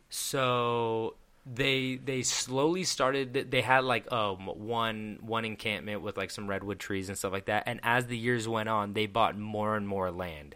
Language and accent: English; Petaluma, California, United States; I'm from Petaluma